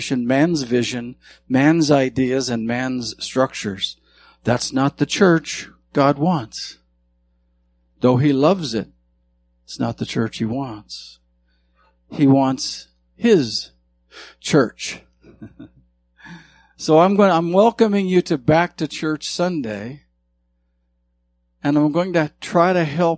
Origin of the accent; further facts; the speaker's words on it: Montana, United States; I grew up in Montana